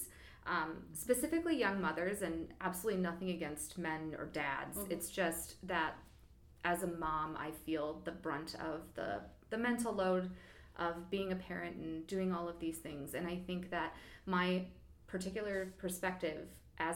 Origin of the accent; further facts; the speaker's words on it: Geauga County, Ohio, United States; moved away as an adult; now in Cuyahoga Falls, United States; I did not grow up in Cuyahoga Falls. I grew up in Geauga County in Amish country